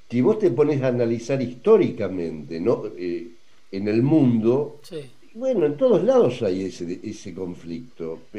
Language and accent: Spanish; Argentina; pero somos todos argentinos, todos ciudadanos